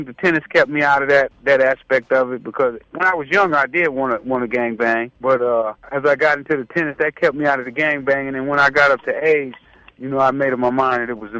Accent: Los Angeles, California, United States; Right off of Vermont. I grew up on Figueroa in 87.

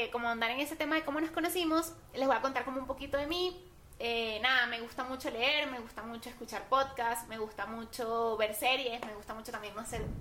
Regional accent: San Juan de los Morros, Guárico, Venezuela; yo nací en Huarico, Venezuela, en San Juan de los Morros específicamente, eso es el llano venezolano

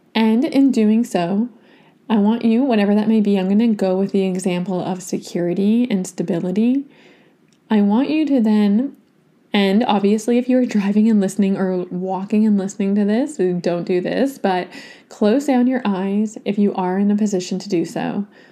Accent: Toronto, Ontario, Canada; now in Vancouver, Canada; my hometown in Toronto to get to visit my niece, to see my family

